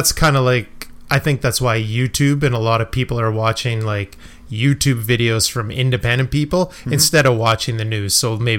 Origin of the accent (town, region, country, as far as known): Canada